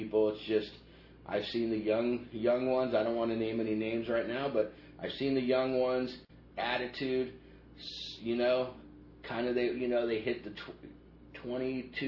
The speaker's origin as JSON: {"language": "English", "region": "Southern California", "country": "United States", "tie": "born or raised there", "also_born_or_lived": "Orange County, California", "said": "I've lived and grown up my whole life in Southern California. I grew up in, you know, the Badlands area"}